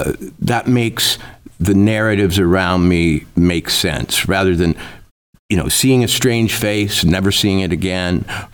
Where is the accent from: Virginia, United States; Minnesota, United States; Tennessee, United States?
Minnesota, United States; now in Livingston, United States; You know, I grew up in Minnesota, and like F. Scott Fitzgerald, everybody dreams of going to the big city